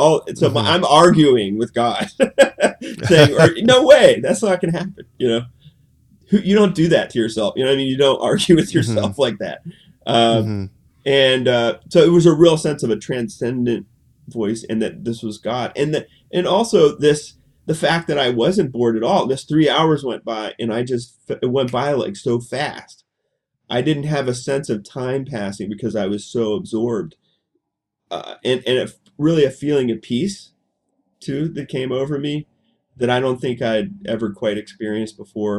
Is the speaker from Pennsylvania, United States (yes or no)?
yes; Pittsburgh, Pennsylvania, United States; moved away as an adult; I grew up in Pittsburgh